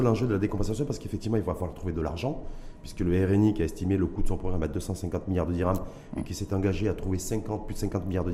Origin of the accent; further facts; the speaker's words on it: Morocco; chez nous, au Maroc